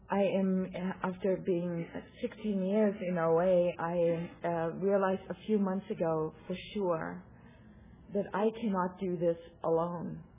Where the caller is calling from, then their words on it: Santa Rosa, California, United States; I'm a compulsive overeater. And I'm coming here from Santa Rosa, California.